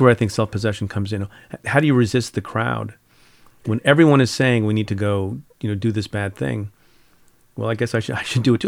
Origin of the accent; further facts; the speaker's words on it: India; moved away; I'm from India, was born in India